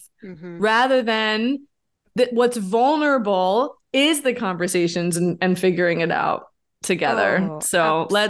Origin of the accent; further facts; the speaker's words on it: New York, United States; Well, so I grew up in New York and we had two classes when I was in eighth grade